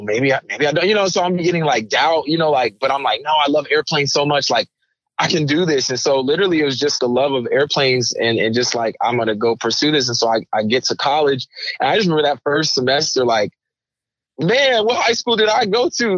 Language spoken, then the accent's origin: English; Raytown, Missouri, United States; also born or lived in Kaiserslautern, Germany; came to the states and did most of my growing up in Raytown, Missouri, which is a suburb of Kansas City, Missouri